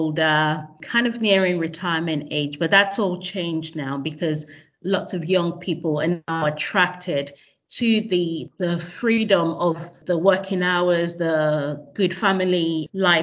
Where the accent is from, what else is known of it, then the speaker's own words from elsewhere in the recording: Nigeria; moved away as an adult; also born or lived in Australia; now in London, United Kingdom; I was born in Nigeria and I went straight from secondary school to university in Australia.